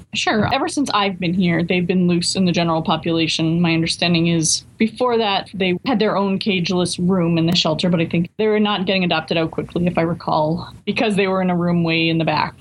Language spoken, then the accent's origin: English; Newburyport, Massachusetts, United States; I grew up in Newburyport